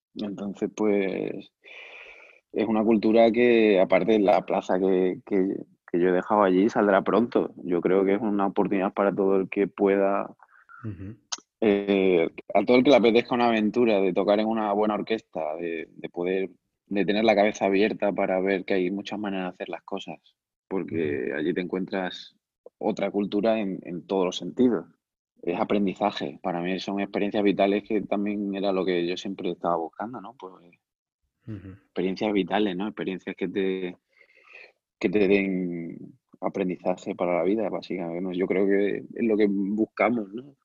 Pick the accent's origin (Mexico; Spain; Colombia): Spain; Cáceres, Extremadura; moved away as an adult; also born or lived in Macau / Valencia; yo soy de Cáceres